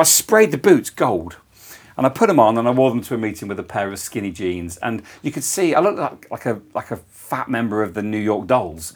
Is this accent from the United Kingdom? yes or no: yes; Coventry, West Midlands, United Kingdom; born or raised there; also born or lived in Toowoomba, Australia